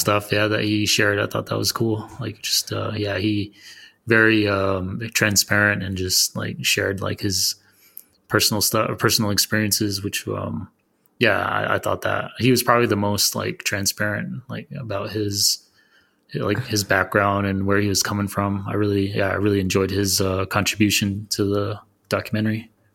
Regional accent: Arizona, United States; I'm from Arizona

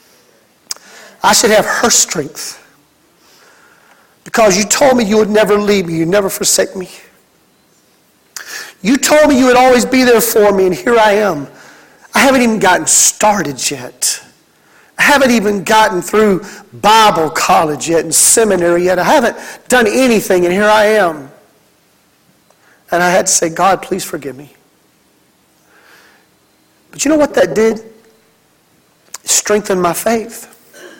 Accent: Mississippi, United States; my home state of Mississippi

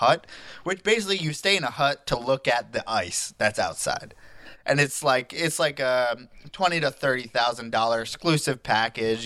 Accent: New York, United States; We're both from New York

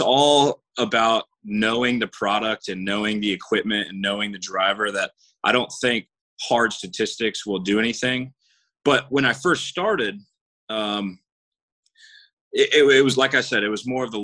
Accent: Jacksonville, Florida, United States; born and raised in Jacksonville

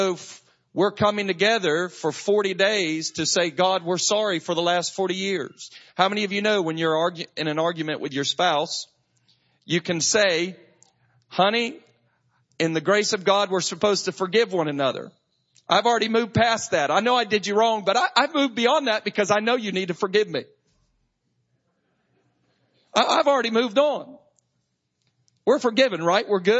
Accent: Macclenny, Florida, United States; I grew up in McClinney, right down the road. You know, we were the ones that all the disc jockeys made fun of in Jacksonville

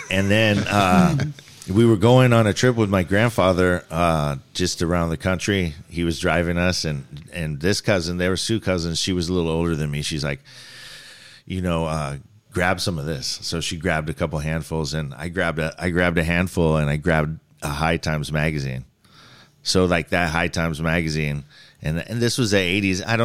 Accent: Singapore; also born or lived in New Zealand / Reno, United States; so I grew up in Singapore and New Zealand before I, I well, I was born in America in the desert of Reno, and then spent some time in my youth uh, growing up overseas in overseas schools, and then came back to to America.

